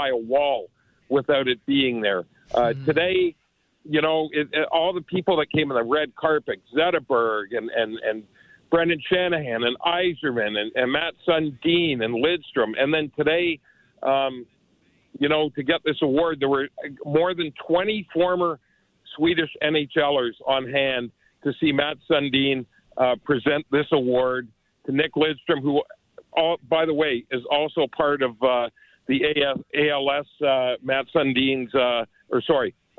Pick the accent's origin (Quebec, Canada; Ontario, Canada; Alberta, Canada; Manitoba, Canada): Ontario, Canada; Toronto; growing up in Toronto